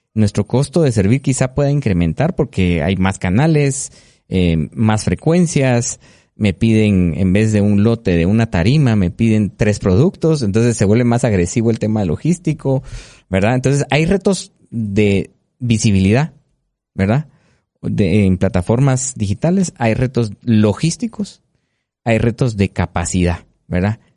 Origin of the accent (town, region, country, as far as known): Guatemala